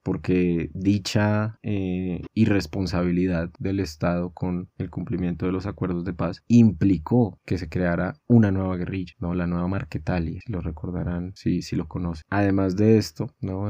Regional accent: Colombia; nos han llevado como colombianos y colombianas

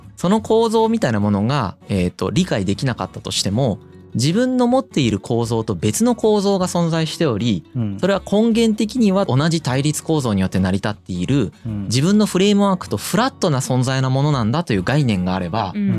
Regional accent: Izumo, Shimane, Japan; 出雲市に生まれ、たまたまこういう家庭環境に置かれ

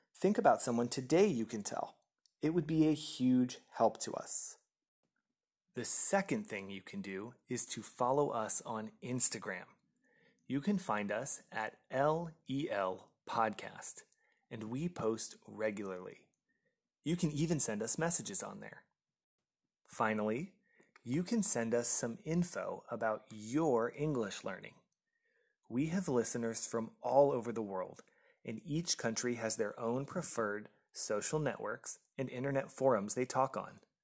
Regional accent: United States; moved away as an adult; now in France; I am an American by birth

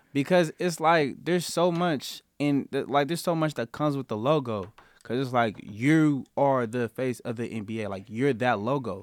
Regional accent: Denver, Colorado, United States; I grew up in Denver

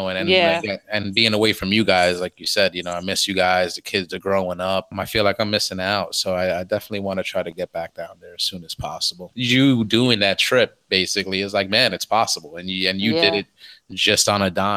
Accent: New York City, New York, United States; moved away; the neighborhood that we grew up in, like where mom still has the apartment now.

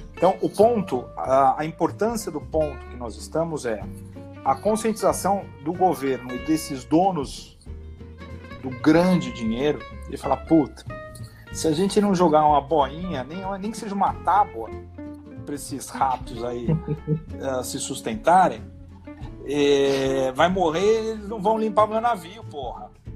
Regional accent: Brazil; nós somos brasileiros

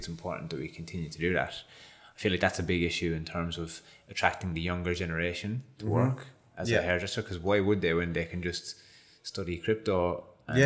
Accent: Ireland; now in Australia; being Irish

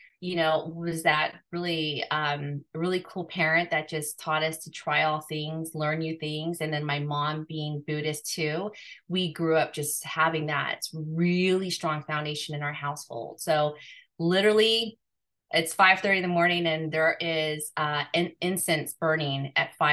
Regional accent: Guam; I was born in Guam

